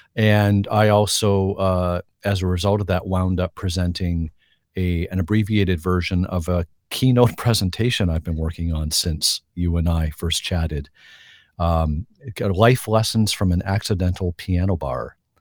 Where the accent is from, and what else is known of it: Canada